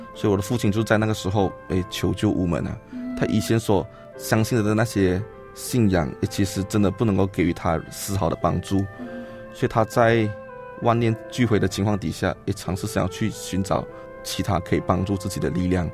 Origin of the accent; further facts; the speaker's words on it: Johor Bahru, Johor, Malaysia; moved away as an adult; now in Taiwan; 我来自马来西亚南部的新山